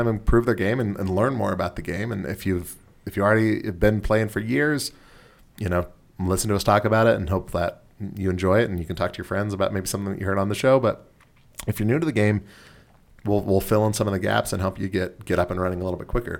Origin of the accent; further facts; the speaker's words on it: Southern California, United States; moved away; I'm from Southern California